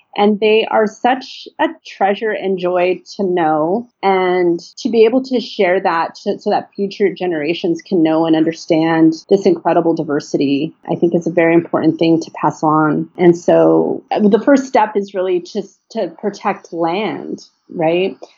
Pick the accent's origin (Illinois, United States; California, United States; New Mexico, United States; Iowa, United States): California, United States; Los Angeles; I grew up here in the Los Angeles basin